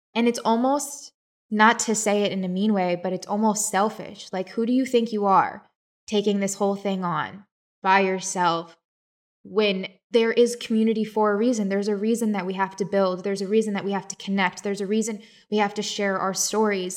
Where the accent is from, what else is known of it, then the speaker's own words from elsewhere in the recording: West Virginia, United States; I was born in West Virginia.